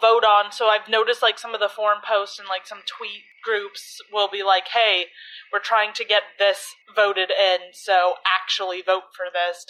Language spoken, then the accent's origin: English; Chicago, Illinois, United States; We are from Chicago.